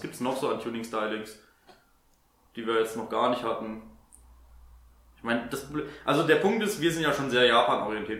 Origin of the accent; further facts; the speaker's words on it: Germany; als Deutscher